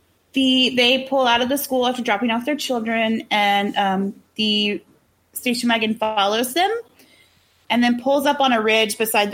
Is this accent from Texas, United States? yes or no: yes; Texas, United States; I live pretty close to Mexico and I always have